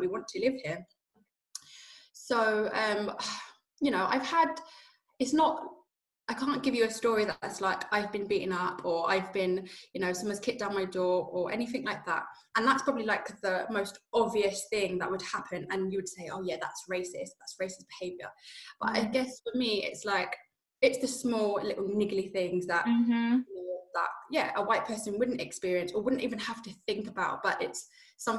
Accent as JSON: {"language": "English", "region": "London", "country": "United Kingdom", "tie": "born or raised there", "moved": "as an adult", "lives_now": "Inverness, United Kingdom", "said": "I'm from London. I'm born in London."}